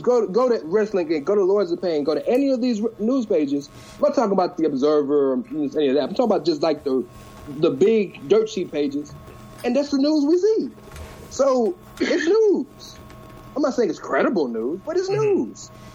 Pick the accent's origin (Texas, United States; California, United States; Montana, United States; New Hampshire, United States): Texas, United States; Houston; I'm from Houston